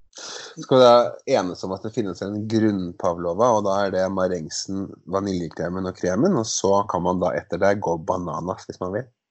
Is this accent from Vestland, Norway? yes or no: no; Skotterud, Innlandet, Norway; på Skotterud, der jeg kommer ifra. En liten Eidskog kommune på Hedmarken.